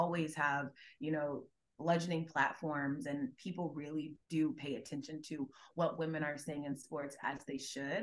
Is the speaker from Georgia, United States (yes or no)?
yes; Gwinnett County, Georgia, United States; I'm from Gwinnett County, which is a suburb of Atlanta